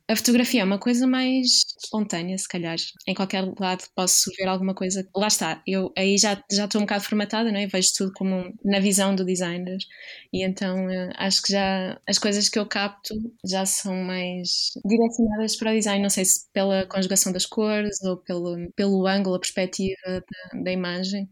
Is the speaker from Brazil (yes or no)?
no; Viana do Castelo, Portugal; moved away; also born or lived in Aveiro / Porto; Sou de Viana